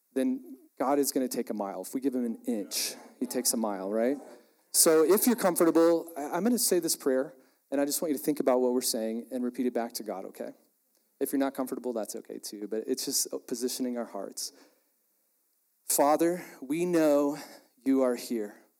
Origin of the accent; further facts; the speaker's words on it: Texas, United States; I'm from Texas, really proud of it